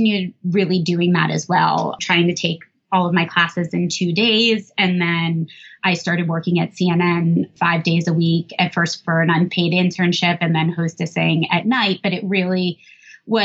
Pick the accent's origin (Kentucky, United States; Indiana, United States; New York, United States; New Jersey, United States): New Jersey, United States; I grew up in New Jersey